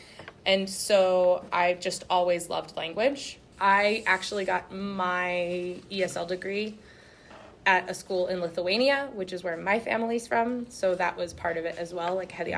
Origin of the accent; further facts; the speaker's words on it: New Mexico, United States; also born or lived in Louisiana; now in Arkansas, United States; so I was born in Louisiana, but I grew up in New Mexico